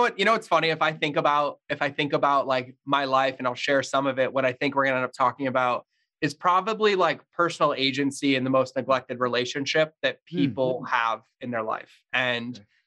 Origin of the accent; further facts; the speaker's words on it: Massachusetts, United States; I grew up in Massachusetts, pretty fucking horrendous childhood